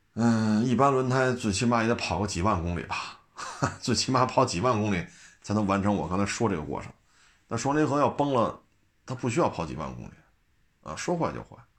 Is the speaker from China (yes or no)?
yes; Beijing, China; 因为我们都是老北京